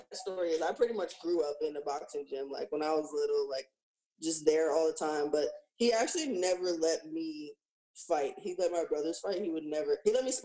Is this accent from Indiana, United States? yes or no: no; New York, United States; moved away as an adult; now in Minneapolis, United States; growing up in New York